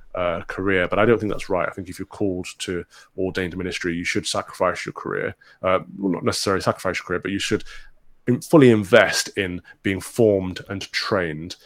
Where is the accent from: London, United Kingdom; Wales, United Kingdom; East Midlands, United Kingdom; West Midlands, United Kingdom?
East Midlands, United Kingdom; Mansfield; I'm from the Midlands, a former miners' town called Mansfield, which is in Robin Hood country. Um, grew up, you know, playing around in Sherwood Forest